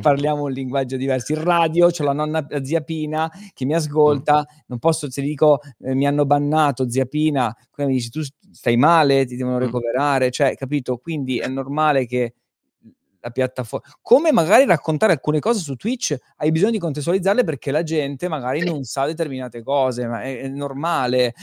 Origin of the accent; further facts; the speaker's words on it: Pescara, Abruzzo, Italy; vengo da Pescara